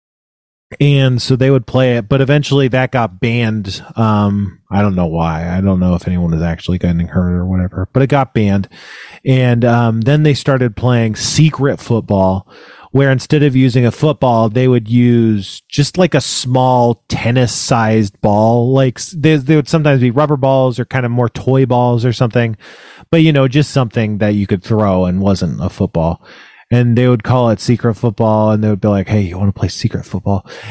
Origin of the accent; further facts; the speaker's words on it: Elk Grove, California, United States; moved away; I'm from Northern California, Elk Grove, which is right outside of Sacramento